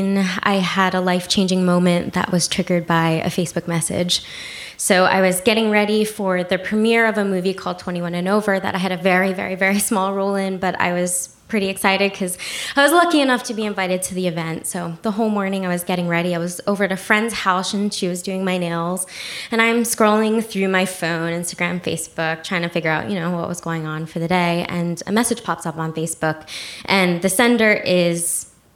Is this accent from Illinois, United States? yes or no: no; New Jersey, United States; also born or lived in South Korea; I was raised in New Jersey